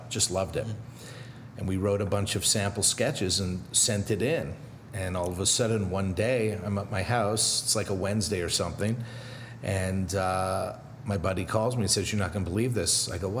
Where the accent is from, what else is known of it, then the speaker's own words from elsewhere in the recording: Montreal, Quebec, Canada; moved away; also born or lived in Newark, New Jersey; I was born in Newark, New Jersey, where my dad is from. Okay. And at the tender age of 2 and a half, we moved to Montreal.